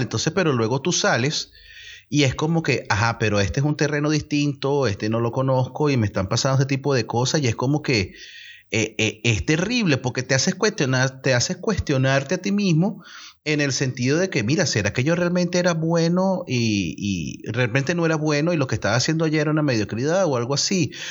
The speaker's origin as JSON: {"language": "Spanish", "country": "Venezuela", "moved": "yes", "said": "como buenos venezolanos que somos, que estamos en otros países"}